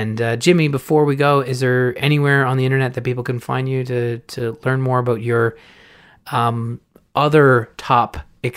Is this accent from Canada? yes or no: yes; Canada; I'm Canadian.